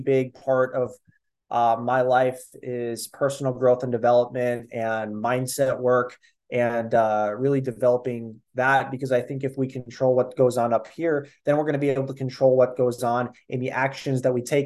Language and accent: English; Minnesota, United States; I am 25 from Minnesota